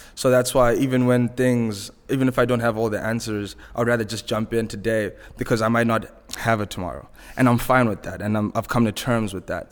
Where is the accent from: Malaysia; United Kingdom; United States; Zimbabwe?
Zimbabwe; accent: Zimbabwean; moved away as an adult; also born or lived in Vancouver, Canada; my accent is Zimbabwean. I grew up, uh, I was born and raised in Zimbabwe